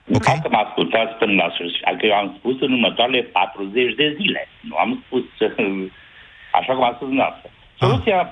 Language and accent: Romanian; Jiu Valley, Hunedoara County, Romania; Eu sunt din Valea Jiului, sunt inginer